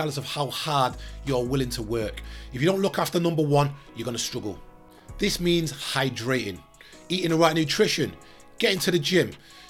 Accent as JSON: {"language": "English", "town": "Manchester", "region": "North West England", "country": "United Kingdom", "tie": "born or raised there", "said": "I grew up in South Manchester through the 90s into 2000s."}